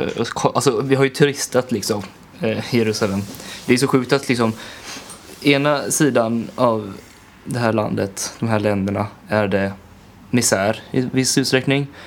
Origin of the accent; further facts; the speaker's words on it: Sweden; hemma i Sverige